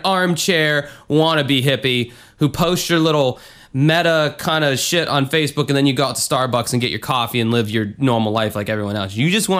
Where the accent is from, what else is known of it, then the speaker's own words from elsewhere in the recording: New York, United States; Now, I don't know why I'm from New York or whatever, but I am.